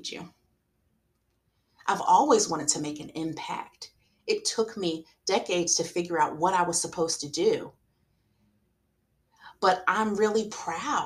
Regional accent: South Carolina, United States; I'm from South Carolina

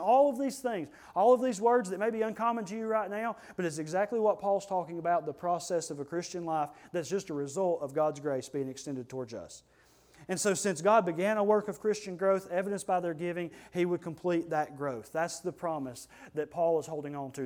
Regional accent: United States; we're Americans

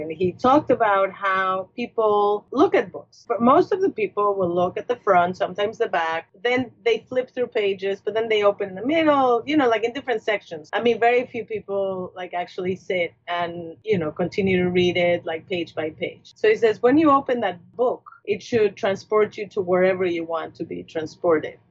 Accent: Mexico City, Mexico; moved away as an adult; now in United States; I grew up in Mexico City

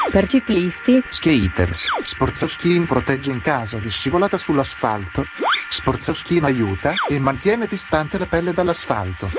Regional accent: Ticino, Switzerland

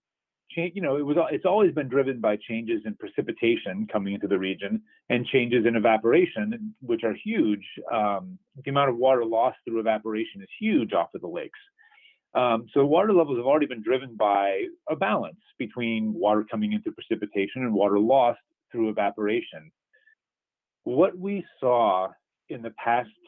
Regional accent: East Coast, United States; now in Southeast Michigan, United States; I grew up on the East Coast near the Atlantic Ocean

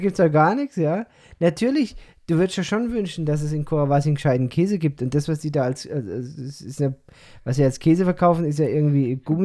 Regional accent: Odenwald, Germany; accent: Odenwald dialect; now in Peru; ich verfalle in diesen Odewälder Dialekt

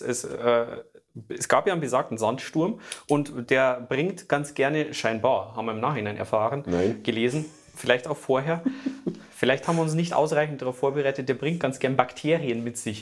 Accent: Germany; ich bin Deutscher

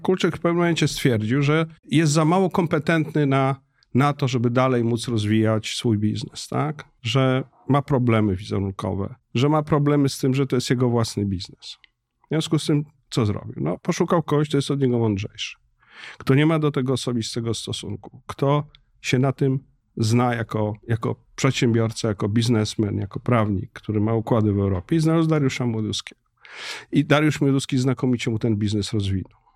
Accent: Warsaw, Masovian Voivodeship, Poland; dla mnie jako warszawiaka od pokoleń

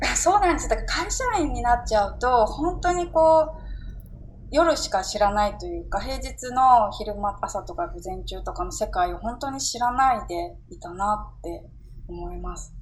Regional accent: Tokyo, Japan; 私、地元が新宿で

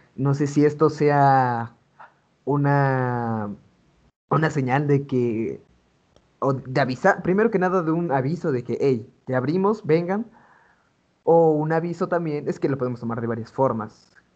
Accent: Oaxaca, Mexico; now in Puebla, Mexico; nací aquí en Puebla, pero este, toda mi infancia, toda mi juventud, la viví en Oaxaca

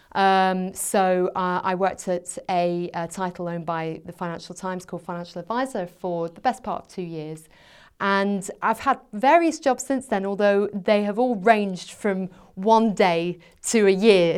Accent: Scotland, United Kingdom; moved away as an adult; also born or lived in England; I went back to Scotland. I'm from Scotland originally

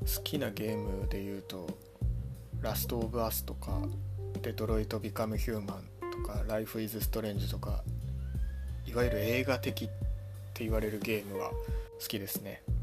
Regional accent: Ibaraki, Japan; moved away as an adult; also born or lived in Chiba Prefecture; now in Chiba, Japan; 出身は茨城県です社会人になってから千葉県に来ました

